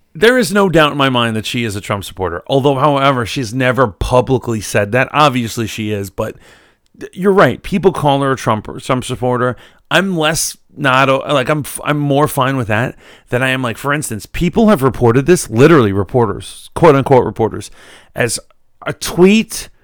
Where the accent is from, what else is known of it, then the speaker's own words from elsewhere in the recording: New York, United States; moved away as an adult; also born or lived in Virginia; I'm from New York, but, uh, you know, I went down to Virginia